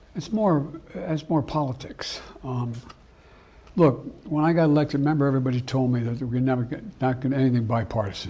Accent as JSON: {"language": "English", "town": "Claymont", "region": "Delaware", "country": "United States", "tie": "born or raised there", "also_born_or_lived": "Scranton, Pennsylvania", "said": "a lot of the guys I grew up with in Claremont, Delaware, and Scranton, Pennsylvania"}